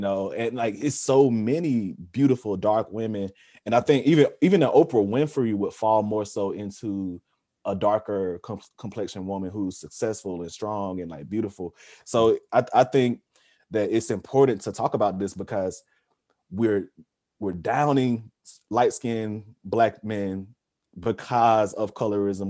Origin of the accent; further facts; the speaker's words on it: Georgia, United States; growing up in the South, growing up in Georgia